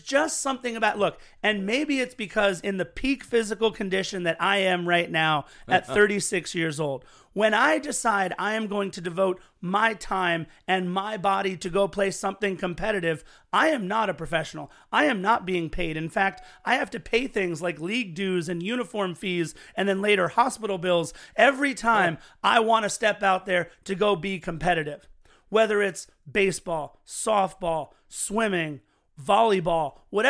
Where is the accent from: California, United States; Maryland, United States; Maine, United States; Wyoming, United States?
California, United States; Los Angeles; I am born and raised in Los Angeles on American sports.